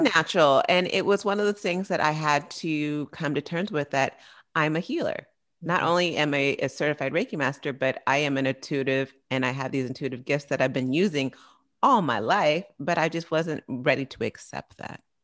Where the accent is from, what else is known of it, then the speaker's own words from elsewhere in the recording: San Francisco Bay Area, California, United States; I'm from the Bay Area